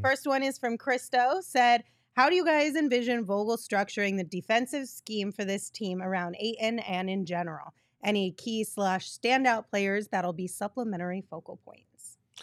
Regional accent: Sierra Vista, Arizona, United States; moved away; also born or lived in California / Texas; when I first moved away from Sierra Vista, I moved to California and everyone was like, "Where are you from? I feel like you have an accent."

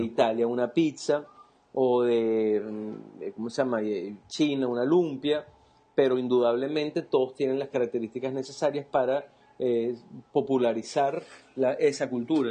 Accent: Venezuela; como venezolanos

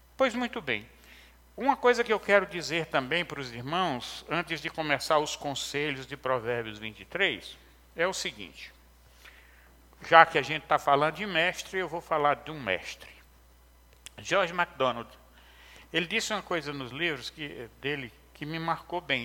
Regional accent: interior of Ceará, Brazil; Quando eu era menino pequeno, lá no, no interior do Ceará, é, sou cearense

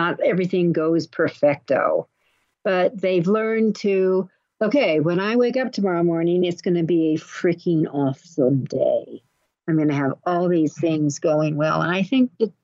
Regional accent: Los Angeles, California, United States; someone who was born in L.A.

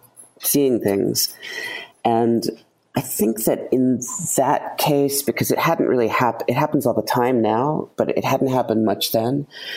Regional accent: Maine, United States; when I was driving back from Maine, where I'm from.

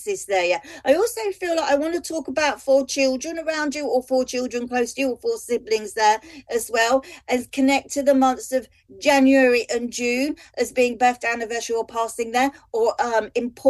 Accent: London, United Kingdom; Being a Londoner

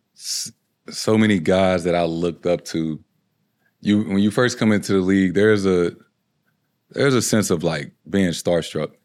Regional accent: St. Louis, Missouri, United States; moved away as an adult; now in Boston, United States; Growing up in Saint Louis

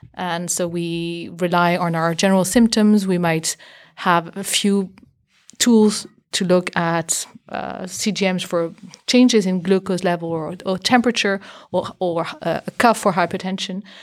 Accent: Belgium; moved away as an adult; also born or lived in Boston, United States; My background, I'm from Belgium

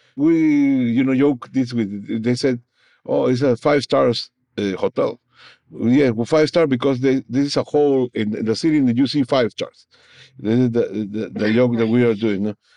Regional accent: Peru; first language Spanish; English is a second language; moved away as an adult; now in New Orleans, United States; I was brought from Peru, you know, in my original country, to New Orleans, Louisiana

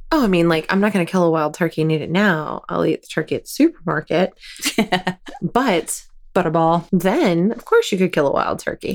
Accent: the South, United States; moved away; I'm a Southerner living in the North

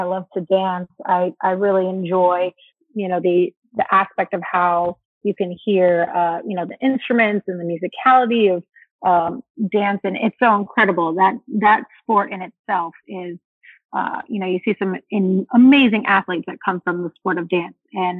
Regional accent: Anaheim, California, United States; It was awesome. I mean, I was a very outdoorsy kid.

